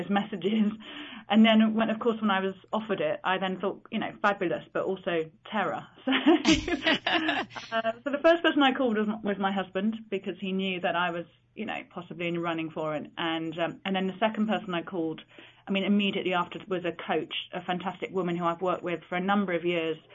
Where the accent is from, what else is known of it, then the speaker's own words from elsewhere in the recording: Chipping Norton, South East England, United Kingdom; also born or lived in London; I was born many years ago. It was the only place that actually had a maternity hospital. So I'm from Oxfordshire, but Chipping Norton is just a small village